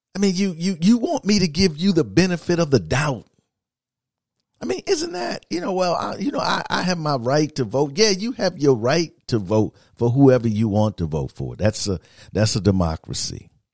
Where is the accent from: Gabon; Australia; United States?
United States; Midwest; moved away; I'm from the Midwest